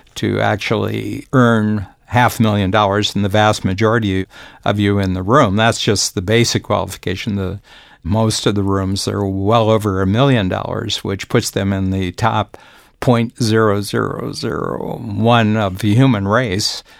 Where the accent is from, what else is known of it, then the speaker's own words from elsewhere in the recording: United States; moved away; being an American, born American, but having spent roughly about two-thirds of my life outside the United States.